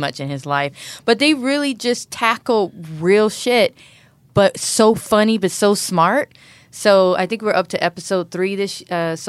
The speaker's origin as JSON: {"language": "English", "region": "Maryland", "country": "United States", "moved": "yes", "said": "I'm from Maryland"}